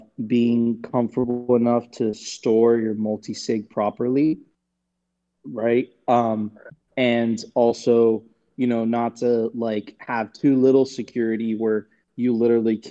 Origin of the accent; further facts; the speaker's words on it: Venezuela; moved away; I'm from Venezuela. I get it. I spent many years there